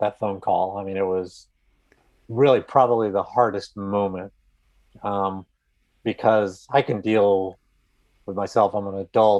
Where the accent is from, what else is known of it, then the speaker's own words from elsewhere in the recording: California, United States; I grew up out in California